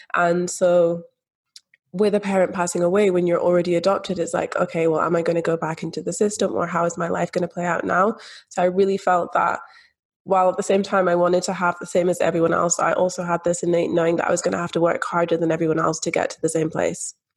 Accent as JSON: {"language": "English", "region": "Scotland", "country": "United Kingdom", "tie": "born or raised there", "said": "growing up in Scotland, growing up in the UK, where we do have that free public health system"}